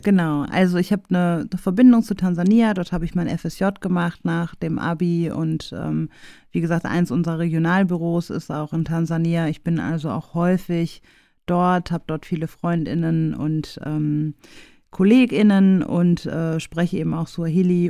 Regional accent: Essen, North Rhine-Westphalia, Germany; ich bin ähm, im Weigelhaus in Essen groß geworden

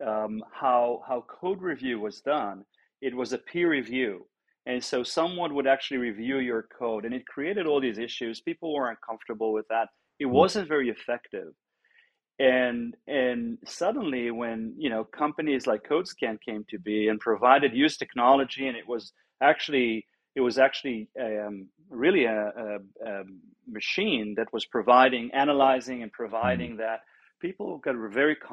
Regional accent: Israel; moved away; also born or lived in Europe; originally born and raised in Israel, ended up in Europe

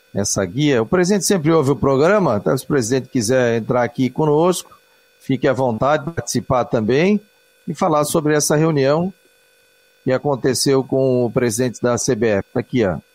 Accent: Florianópolis, Santa Catarina, Brazil; Eu que sou manezinho aqui da ilha

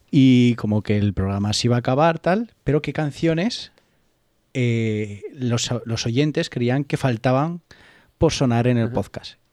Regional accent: Alfaro, La Rioja, Spain; en mi pueblo, en Alfaro

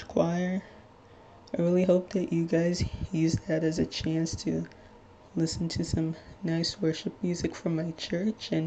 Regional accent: Little Ferry, New Jersey, United States; I'm from Little Ferry, New Jersey, which, if you're not familiar with, it's in Bergen County

